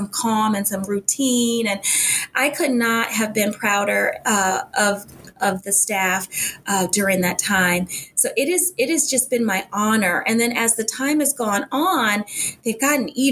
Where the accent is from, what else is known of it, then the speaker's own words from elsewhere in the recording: Tidewater area, Southeast Virginia, United States; moved away; This is back in Southeast Virginia, where I'm from. I'm from the Tidewater area originally